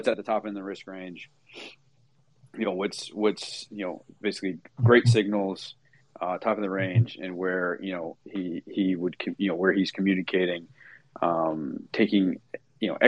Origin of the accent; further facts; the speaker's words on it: Toronto, Ontario, Canada; now in United States; I'm a Canadian boy, so I was born in Toronto. I'm American now